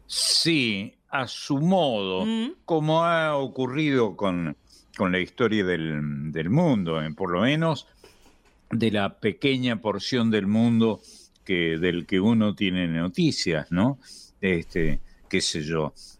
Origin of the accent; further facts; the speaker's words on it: Argentina; algunos de nosotros, que somos argentinos, desde luego, vocacional y natal, y, desde el punto de vista eh, de nuestro nacimiento, somos argentinos pero no tenemos nada que ver con el Río de la Plata